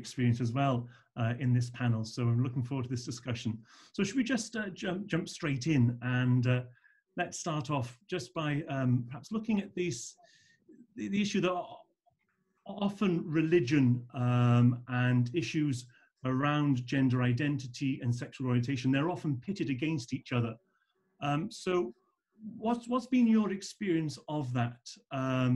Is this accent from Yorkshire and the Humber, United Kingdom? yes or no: no; Cardiff, Wales, United Kingdom; moved away as an adult; also born or lived in Cameroon; now in Merthyr Tydfil, United Kingdom; I'm originally from Cardiff, but before being assigned to Merthyr, I was the past 13, 14 years in Cameroon in West